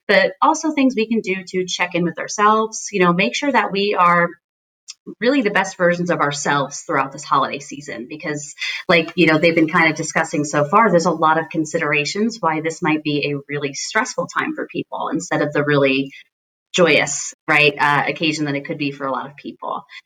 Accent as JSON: {"language": "English", "town": "Scranton", "region": "Pennsylvania", "country": "United States", "moved": "yes", "said": "My entire family is back in Scranton, Pennsylvania."}